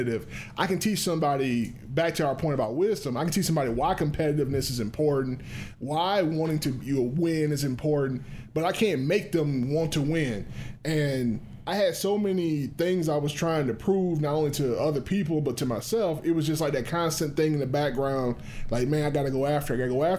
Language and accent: English; Morven, Georgia, United States; I'm from Morven